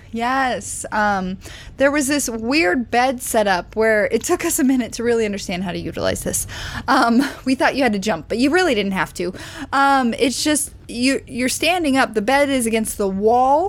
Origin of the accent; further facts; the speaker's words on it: Southwest Missouri, United States; I grew up in Southwest Missouri, which is near Silver Dollar City